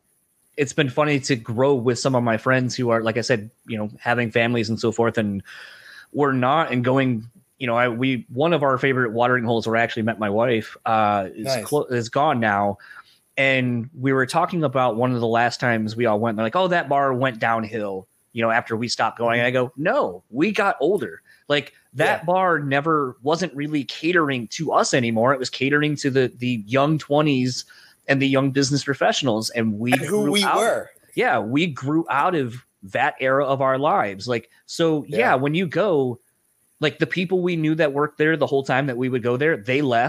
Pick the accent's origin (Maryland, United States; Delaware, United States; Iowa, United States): Delaware, United States; now in Michigan, United States; growing up in Delaware, we kind of had our own thing